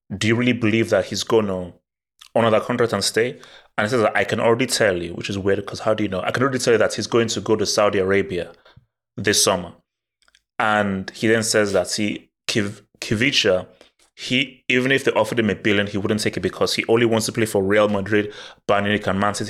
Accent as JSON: {"language": "English", "country": "Nigeria", "tie": "born or raised there", "moved": "yes", "said": "I was brought up in Nigeria"}